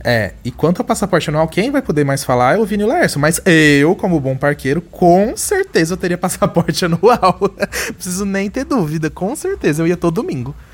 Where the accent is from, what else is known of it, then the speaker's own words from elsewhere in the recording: Brazil; nós brasileiros